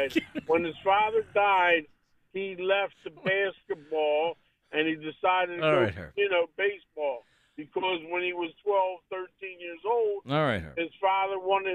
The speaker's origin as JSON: {"language": "English", "town": "Philadelphia", "region": "Pennsylvania", "country": "United States", "tie": "born or raised there", "said": "my hometown is Philly."}